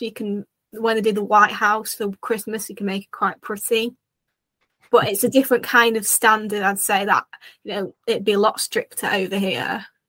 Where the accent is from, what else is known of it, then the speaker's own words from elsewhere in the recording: United Kingdom; as a Brit